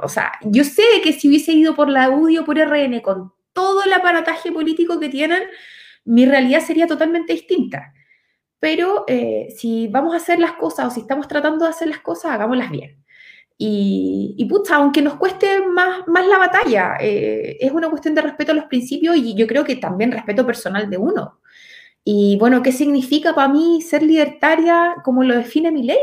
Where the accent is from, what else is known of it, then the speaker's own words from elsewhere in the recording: Los Ángeles, Biobío, Chile; Yo vivo actualmente en Los Ángeles, o sea, soy nacida y criada en Los Ángeles.